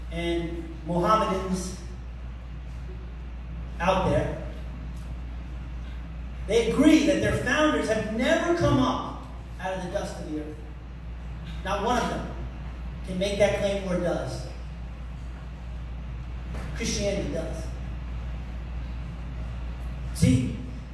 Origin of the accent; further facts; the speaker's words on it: United States; I'm an American